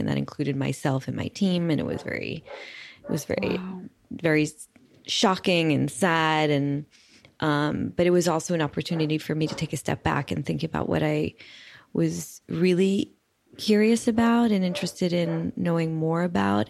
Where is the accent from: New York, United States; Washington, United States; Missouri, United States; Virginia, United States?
New York, United States; New York City; moved away as an adult; now in Paris, France; I grew up in Brooklyn, New York